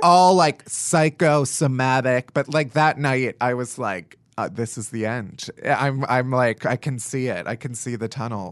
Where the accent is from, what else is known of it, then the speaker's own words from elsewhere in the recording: Chicago, Illinois, United States; moved away as an adult; now in New York, United States; I'm from Chicago, the suburbs of Chicago.